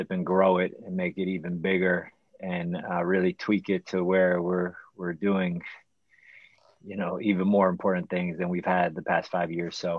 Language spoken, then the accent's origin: English; Miami, Florida, United States; Growing up in Miami